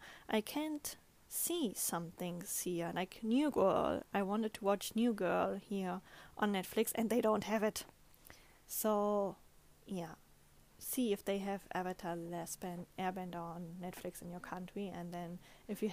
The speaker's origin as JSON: {"language": "English", "country": "Germany", "first_language": "German", "second_language": "English", "moved": "as an adult", "lives_now": "Japan"}